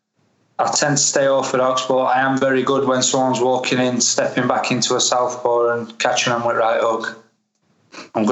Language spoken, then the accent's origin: English; Sheffield, Yorkshire and the Humber, United Kingdom; I'm from Sheffield